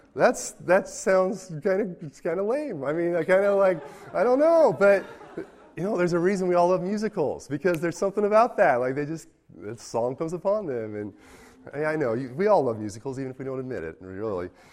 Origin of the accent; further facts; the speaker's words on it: United States; I'm an American.